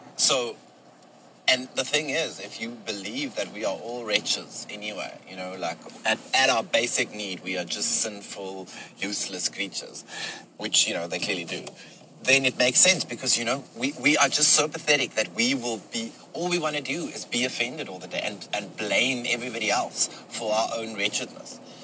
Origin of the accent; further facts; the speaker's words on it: South Africa; I'm from South Africa. I am a white man. I'm Afrikaans.